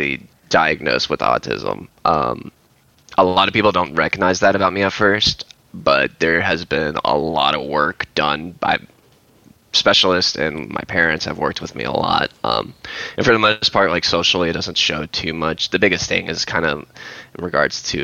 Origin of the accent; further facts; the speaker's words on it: Memphis, Tennessee, United States; also born or lived in Illinois / North Carolina; I grew up in Memphis